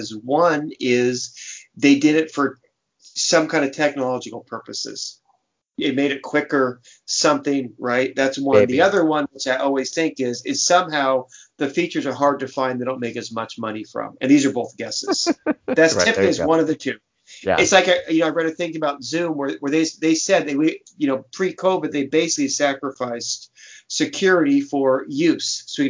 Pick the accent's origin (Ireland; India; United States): Ireland; Violence as conflict resolution. I'm Irish. That's what we do.